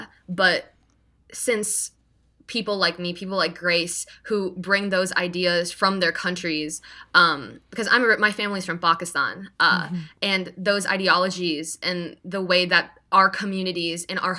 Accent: Iowa, United States; also born or lived in Canada / England / Missouri; Yeah, actually, I was born in Canada, and then my parents moved to England. Then when I was 5, we moved from England to Iowa.

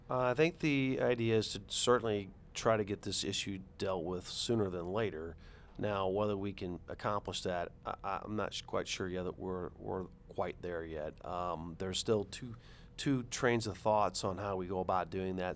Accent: St. Charles County, Missouri, United States; also born or lived in St. Louis County, Missouri; I'm not from Saint Louis, I'm from Saint Charles

